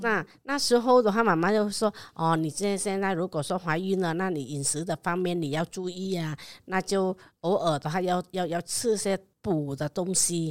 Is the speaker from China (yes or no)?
no; Vietnam; Chinese is a second language; moved away as an adult; now in Taiwan; 我来自越南的，啊，二零 零二年的时候开始过来台湾